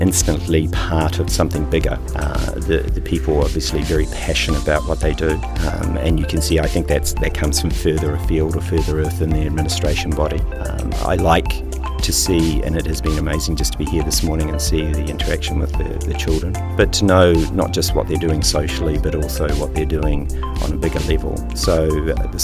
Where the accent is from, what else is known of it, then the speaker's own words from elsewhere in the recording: Sunshine Coast, Queensland, Australia; I'm from Australia, from specifically the Sunshine Coast in Australia, in a regional town called Biewa